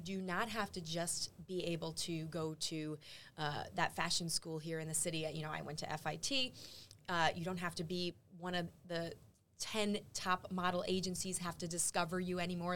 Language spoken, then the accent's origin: English; New York, United States; as a New Yorker